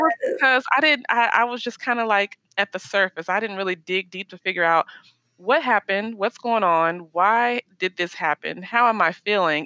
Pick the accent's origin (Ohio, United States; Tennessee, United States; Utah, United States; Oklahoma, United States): Tennessee, United States; Nashville; moved away as an adult; also born or lived in Miami, Florida / Orlando, Florida / Maryland / Colorado; now in Dallas, United States; I'm originally from Nashville, Tennessee, but I mm-hmm. currently live in Dallas, Texas